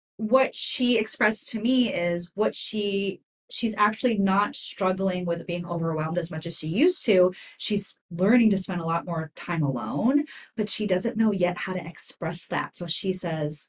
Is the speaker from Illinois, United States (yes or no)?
no; New York, United States; now in West Coast, United States; My family's Italian. Mm-hmm. We're from New York.